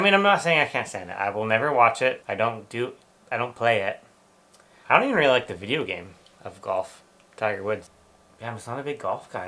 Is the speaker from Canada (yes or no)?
yes; Canada; I'm Canadian